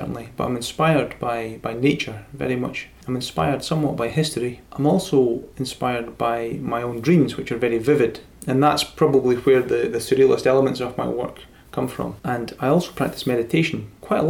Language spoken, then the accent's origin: English; Dunfermline, Scotland, United Kingdom; moved away; I grew up in Dunfermline and I moved back in 2007